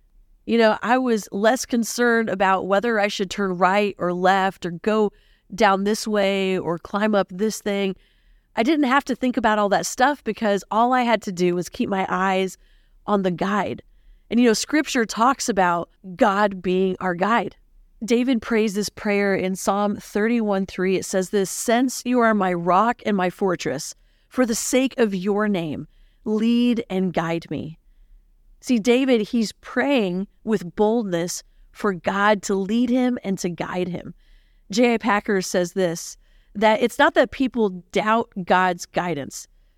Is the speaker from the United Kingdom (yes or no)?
no; Philippines; I'll be your host for today. Growing up in the Philippines, I went to an international school.